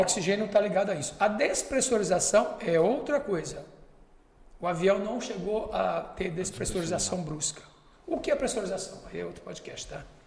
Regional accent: Fortaleza, Ceará, Brazil; moved away; also born or lived in Barbacena / Manaus; Eu sou do Nordeste, eu fui criado em Fortaleza, beira da praia

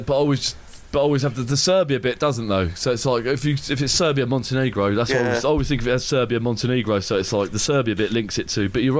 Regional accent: Watford, East of England, United Kingdom; I was born in Watford

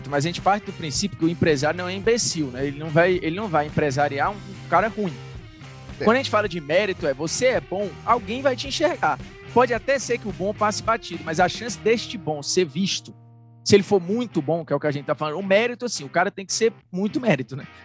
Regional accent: Indaiatuba, São Paulo, Brazil; Eu sou de Indaiatuba, mas eu tô sempre em São Paulo.

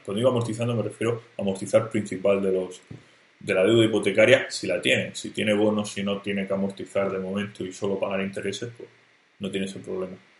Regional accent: Murcia, Region of Murcia, Spain; yo soy de Murcia

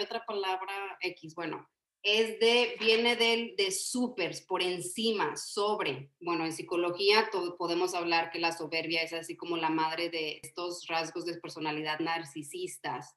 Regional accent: Yucatán, Mexico; somos chaparritos, somos yucatecos

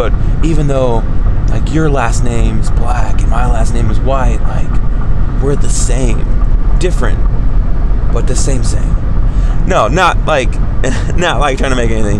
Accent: Savannah, Georgia, United States; a boy growing up in Savannah, Georgia

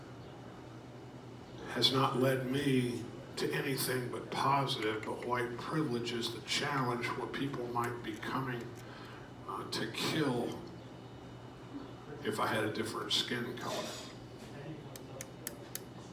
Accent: Houston, Texas, United States; also born or lived in Raleigh, North Carolina / Metairie, Louisiana; I grew up in the South. I'm born in Raleigh, North Carolina, lived there till I was 5 years old. After 5 years, we moved to New Orleans, Louisiana. So I'm in Metairie, Louisiana for 2 years, and then I moved to Houston, Texas, and I was in Houston from second grade till I graduated from high school

